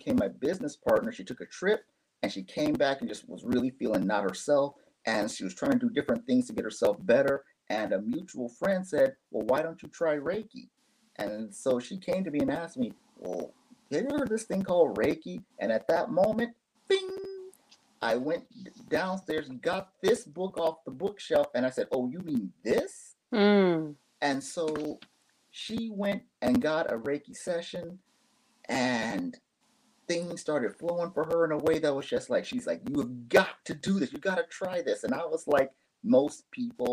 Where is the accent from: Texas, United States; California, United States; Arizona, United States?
Arizona, United States; Phoenix; moved away as an adult; now in Japan; I've born and raised in Phoenix, Arizona, raised there by my parents, and I've lived in Japan since 1998